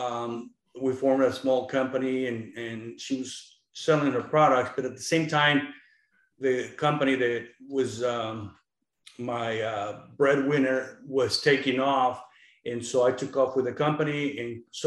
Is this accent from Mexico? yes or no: yes; Mexico; now in United States; I was born in Mexico. We migrated to the States in 1977